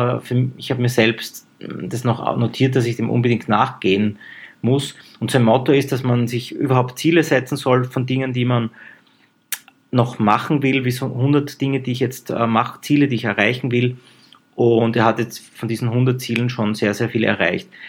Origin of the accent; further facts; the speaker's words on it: Graz, Styria, Austria; Das bringe ich als Grazer immer ein bisschen durcheinander.